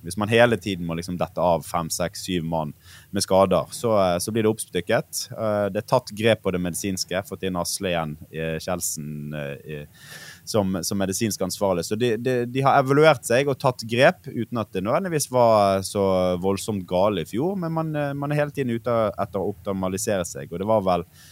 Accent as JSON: {"language": "Norwegian", "town": "Bergen", "region": "Vestland", "country": "Norway", "said": "som bergenser"}